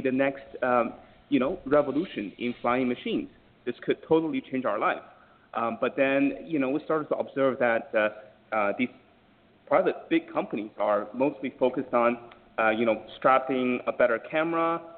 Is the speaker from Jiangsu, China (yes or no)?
no; Jinan, Shandong, China; now in United States; my hometown in Jinan